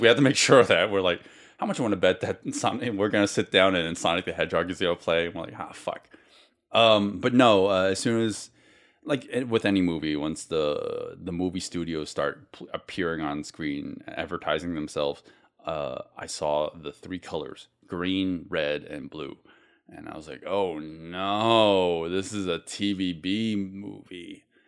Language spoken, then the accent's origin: English; United States